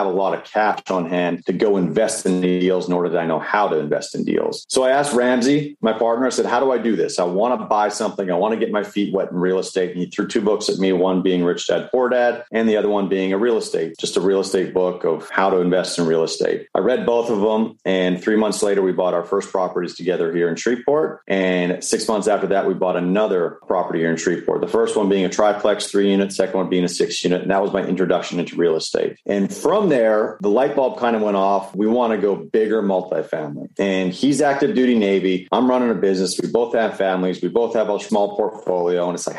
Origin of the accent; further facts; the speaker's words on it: Canada; moved away as an adult; now in United States; I came from Canada back in 2004, came down to play baseball on a scholarship.